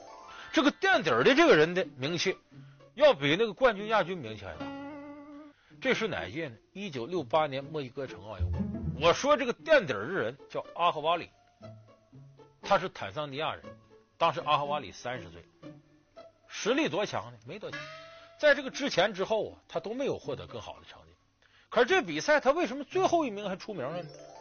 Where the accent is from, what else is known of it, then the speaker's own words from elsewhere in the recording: China; 其实这一点呢，对于我们中国人来讲，同样具有强烈的激励作用。